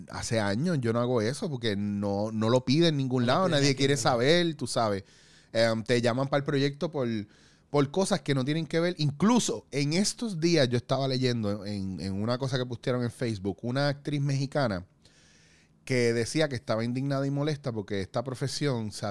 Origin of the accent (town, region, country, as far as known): Puerto Rico; now in Spain